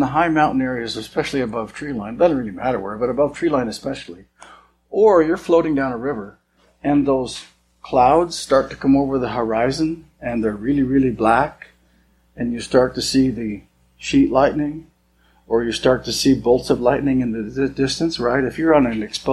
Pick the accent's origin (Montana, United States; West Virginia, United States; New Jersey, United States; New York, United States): Montana, United States; I was born and raised in Montana